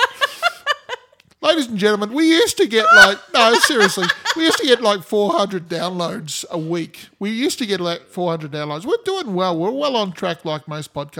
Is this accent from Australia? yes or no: yes; Australia; I'm Australian